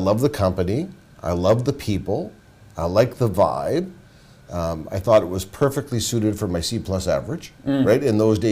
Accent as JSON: {"language": "English", "town": "Victoria", "region": "British Columbia", "country": "Canada", "tie": "born or raised there", "also_born_or_lived": "Vancouver", "moved": "as an adult", "said": "I was born in Victoria, BC."}